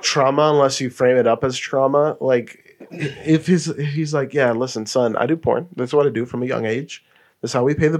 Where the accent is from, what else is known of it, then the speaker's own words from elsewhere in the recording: New England, United States; I'm born and raised in New England